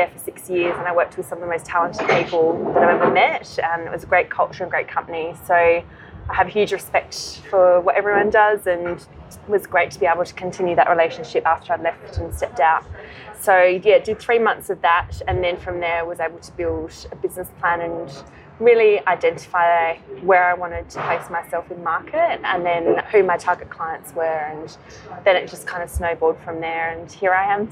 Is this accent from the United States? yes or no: no; Adelaide, South Australia, Australia; moved away as an adult; also born or lived in London; now in Sydney, Australia; I'm originally from Adelaide in South Australia. And I grew up there, went to university there